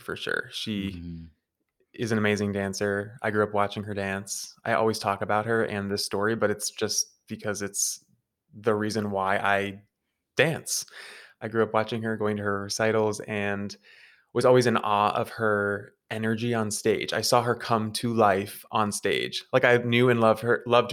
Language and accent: English; New Hampshire, United States; I'm from New Hampshire. I'm from like 45 minutes outside of Boston.